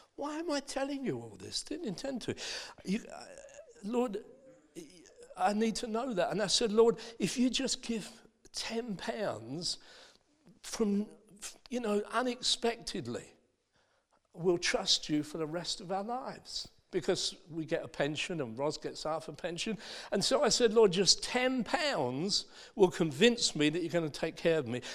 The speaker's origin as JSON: {"language": "English", "town": "Dagenham", "region": "London", "country": "United Kingdom", "tie": "born or raised there", "said": "I was born in Dagenham. in Essex."}